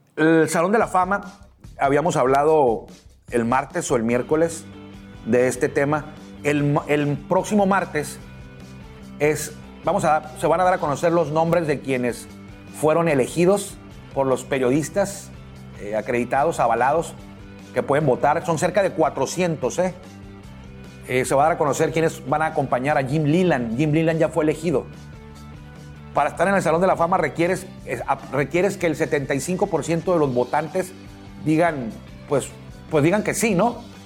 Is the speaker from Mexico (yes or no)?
yes; Mexico; yo soy mexicano